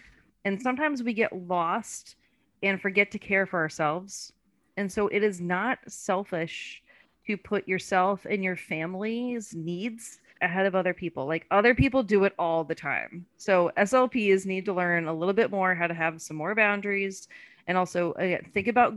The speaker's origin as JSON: {"language": "English", "region": "Louisiana", "country": "United States", "accent": "Louisiana", "said": "I'm from Louisiana too, right? So now my Louisiana accent's coming out"}